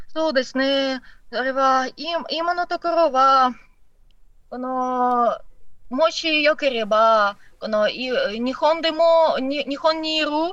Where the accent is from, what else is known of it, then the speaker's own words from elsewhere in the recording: Odesa, Odesa Oblast, Ukraine; Japanese is a second language; moved away as an adult; now in Japan; これ私のふるさと